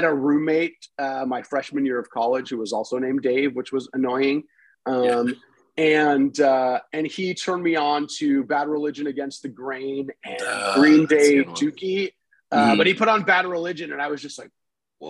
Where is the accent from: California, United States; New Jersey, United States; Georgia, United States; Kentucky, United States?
California, United States; Los Angeles; also born or lived in North Bay Area, California; I grew up in Los Angeles